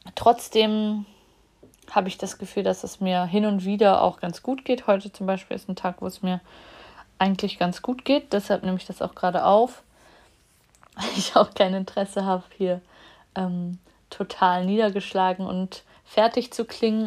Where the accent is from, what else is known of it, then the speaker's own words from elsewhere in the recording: Germany; in der DDR, wo ich geboren bin